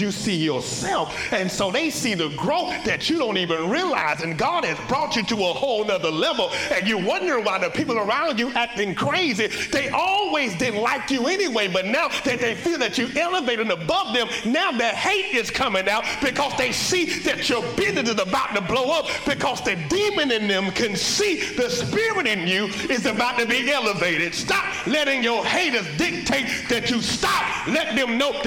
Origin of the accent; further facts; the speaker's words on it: Atlanta, Georgia, United States; accent: Southern drawl; now in Newport News, United States; I'm Southern. I'm from the A. We definitely more city than you. I'm just from the South. The dirty South. The A, baby. My Southern draw is not country